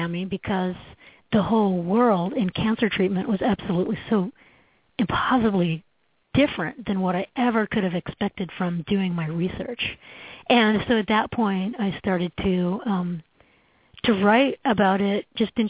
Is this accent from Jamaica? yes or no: no; Canada; moved away as an adult; now in United States; as a Canadian, I came down to the States in the 1990s